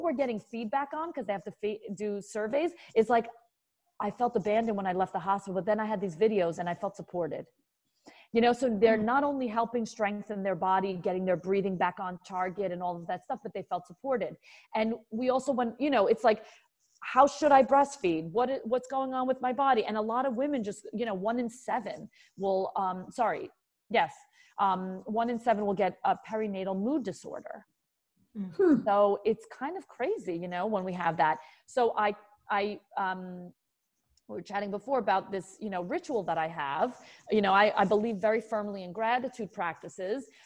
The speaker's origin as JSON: {"language": "English", "town": "New York City", "region": "New York", "country": "United States", "said": "I'm a New Yorker"}